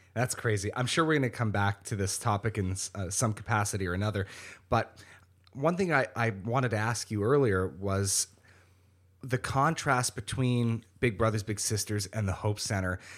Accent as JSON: {"language": "English", "town": "Niagara Falls", "region": "Ontario", "country": "Canada", "tie": "born or raised there", "also_born_or_lived": "Welland", "said": "I was born and raised in Niagara Falls"}